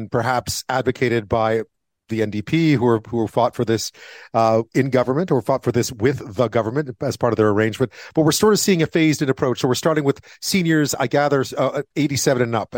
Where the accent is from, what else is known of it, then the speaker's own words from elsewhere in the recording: Quebec, Canada; when I was growing up in Quebec